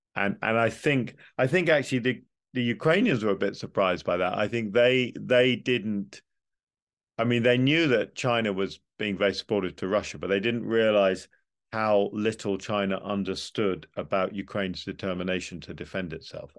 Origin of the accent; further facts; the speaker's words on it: United Kingdom; as a Brit, I'm a very pro-European Brit